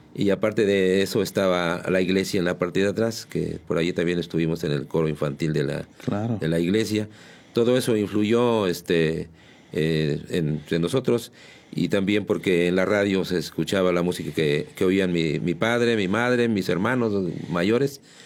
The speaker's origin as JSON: {"language": "Spanish", "town": "San Juan del Río", "region": "Querétaro", "country": "Mexico", "tie": "born or raised there", "said": "Yo soy de San Juan del Río, yo nací en la, en la calle de Mina, en el número 49"}